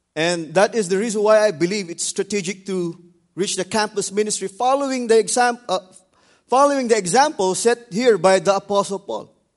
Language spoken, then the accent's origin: English; Philippines; the Philippines because I'm from there